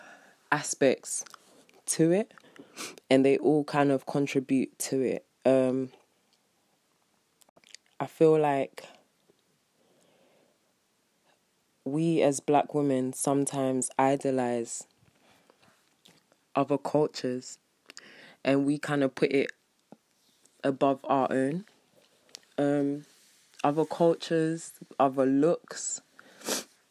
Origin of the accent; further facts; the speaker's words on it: London, United Kingdom; I'm from London